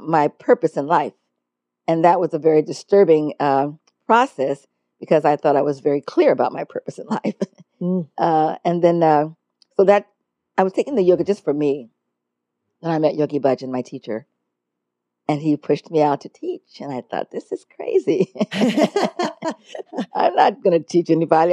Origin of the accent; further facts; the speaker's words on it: Los Angeles, California, United States; also born or lived in New York; I was born and raised right here in Los Angeles